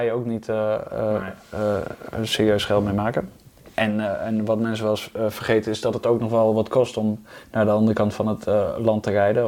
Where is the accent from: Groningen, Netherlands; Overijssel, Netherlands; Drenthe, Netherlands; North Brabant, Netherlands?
Drenthe, Netherlands; Hoogeveen; ik kom oorspronkelijk uit Hogeveen, dus ik speelde bij VV De Weide